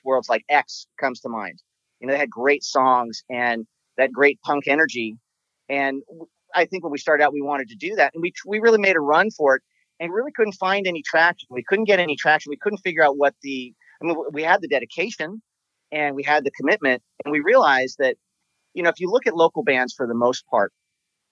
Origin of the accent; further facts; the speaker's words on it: Southern California, United States; everything that we grew up with in Southern California